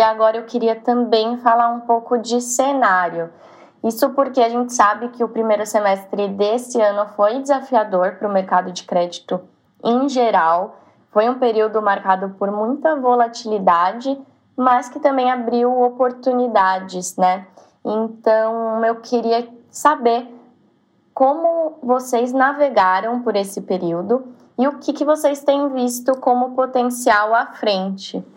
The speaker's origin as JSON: {"language": "Portuguese", "country": "Brazil", "said": "como brasileiros na pele"}